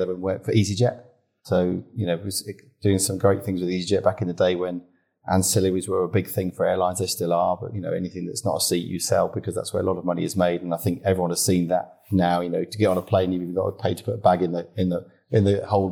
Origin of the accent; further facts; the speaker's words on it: Droxford, South East England, United Kingdom; moved away as an adult; also born or lived in Southport / Formby; I was brought up in Formby until I was seven and then moved down south to Hampshire at that age. So the Scouse was taken out of me